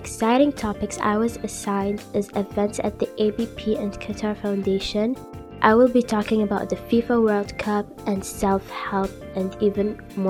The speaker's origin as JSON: {"language": "English", "country": "Iran"}